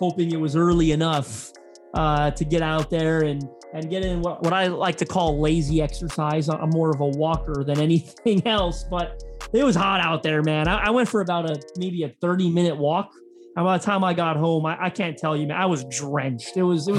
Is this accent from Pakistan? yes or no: no; Canada; us Canadians